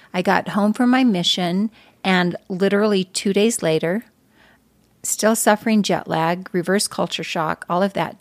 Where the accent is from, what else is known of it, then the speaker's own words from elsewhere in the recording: Arcadia, Utah, United States; I was born and raised in, uh, northeastern Utah.